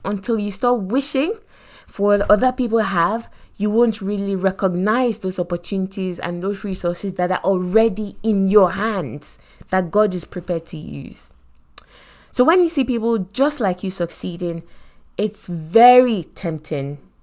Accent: Lagos, Nigeria; accent: Nigerian; moved away as an adult; I come from Nigeria and I grew up in Lagos

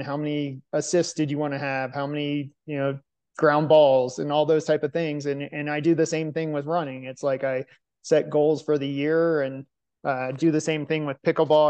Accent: Arlington, Virginia, United States; professional marathon and ultra marathon runner from Arlington, Virginia

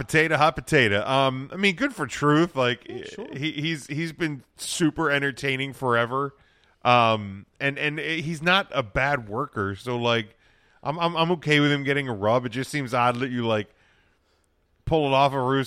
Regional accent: Winnipeg, Manitoba, Canada; I'm from Winnipeg, you idiot.

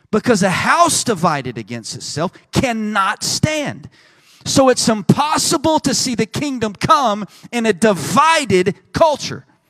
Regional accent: Texas, United States; I'm from Texas

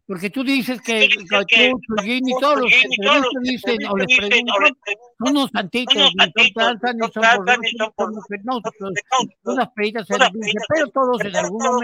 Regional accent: Mexico; aquí en México, te, te decía porque no nomás somos mexicanos

